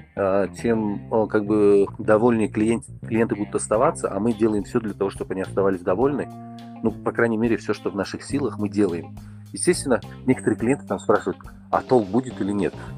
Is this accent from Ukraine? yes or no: no; Tajikistan; я из Таджикистана